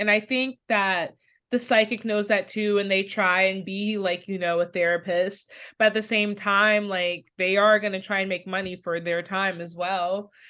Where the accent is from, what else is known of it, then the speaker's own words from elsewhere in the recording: Jamaica; Basically, I'm Jamaican